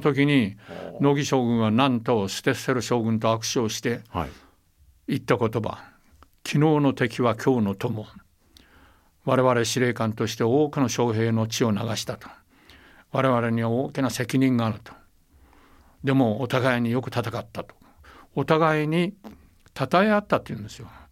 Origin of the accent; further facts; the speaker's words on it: Taiwan; 私は台湾生まれ台湾育ちですから